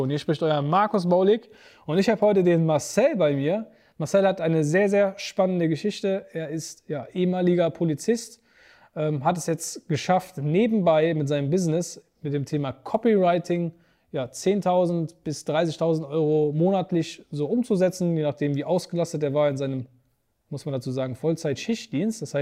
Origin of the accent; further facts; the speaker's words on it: Bottrop, North Rhine-Westphalia, Germany; Ich komme aus Bottrop im Ruhrgebiet.